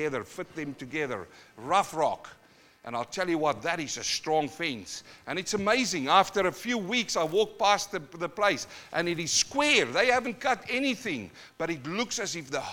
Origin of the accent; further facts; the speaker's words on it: New Zealand; also born or lived in South Africa; now in Australia; I come from New Zealand, and I've got a few Maori bros there